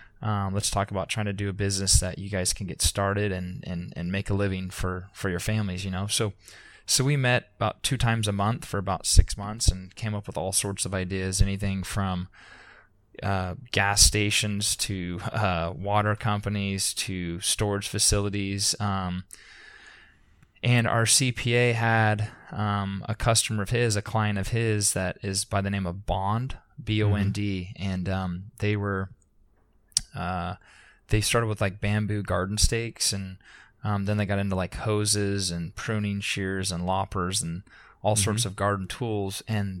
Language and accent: English; Concord, California, United States; I grew up in Concord, which, like I said, is about an hour and a half